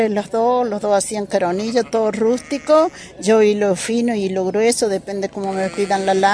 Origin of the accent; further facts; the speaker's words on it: Los Gigantes, Córdoba, Argentina; por acá por los gigantes. Nací aquí en los gigantes. Nací en esta zona y nací y me crié